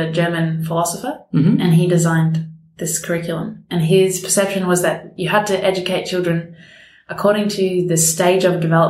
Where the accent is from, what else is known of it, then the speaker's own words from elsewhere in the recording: Melbourne, Victoria, Australia; I am 26 and I was born in Richmond and I still live in Richmond.